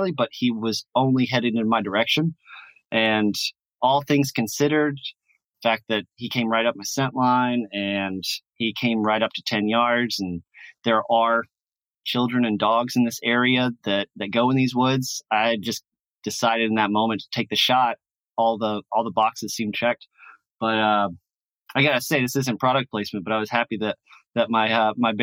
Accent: Louisiana, United States; I'm from Louisiana

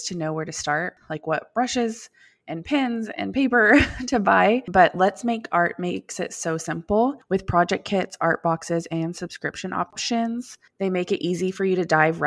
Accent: Austin, Texas, United States; also born or lived in Dallas-Fort Worth area, Texas; now in Dallas-Fort Worth, United States; we're from Austin, Texas, is where we all grew up.

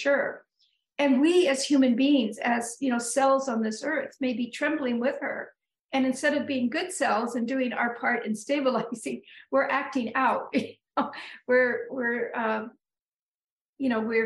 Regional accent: Northern California, United States; moved away as an adult; now in New England, United States; I moved here about a little over 34 years ago. I grew up in Northern California.

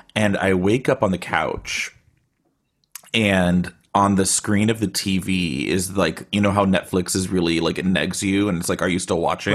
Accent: Austin, Texas, United States; now in Bay Area, United States

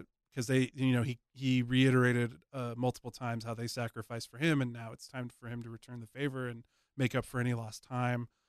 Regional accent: Dallas, Texas, United States; moved away as an adult; when I moved away from Dallas for the first time in my life

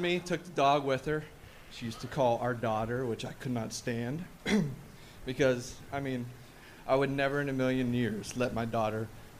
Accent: Youngstown, Ohio, United States; I'm from Youngstown, Ohio, too.

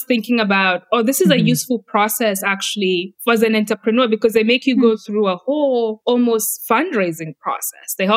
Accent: Kenya; moved away; I'm coming from Kenya and our culture is very reserved

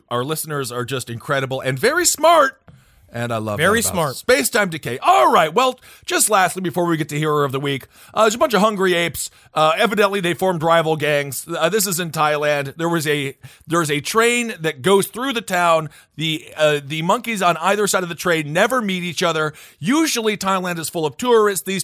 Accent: Wisconsin, United States; God, I'm from Wisconsin.

